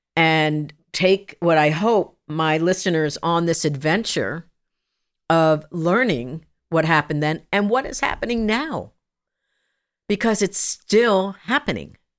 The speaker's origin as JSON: {"language": "English", "region": "New Jersey", "country": "United States", "tie": "born or raised there", "also_born_or_lived": "Long Island, New York / Kansas", "moved": "yes", "said": "I was born in Long Island, raised in New Jersey, that kind of good stuff, Jersey girl"}